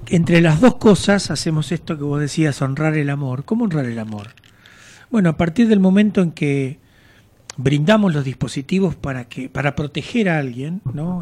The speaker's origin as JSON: {"language": "Spanish", "town": "General Madariaga", "region": "Buenos Aires Province", "country": "Argentina", "tie": "born or raised there", "also_born_or_lived": "Mar del Plata", "moved": "as an adult", "said": "Yo nací en General Madariaga."}